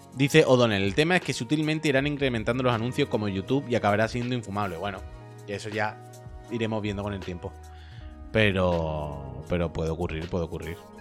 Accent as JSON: {"language": "Spanish", "region": "Andalusia", "country": "Spain", "accent": "Andalusian", "said": "es mi acento andaluz"}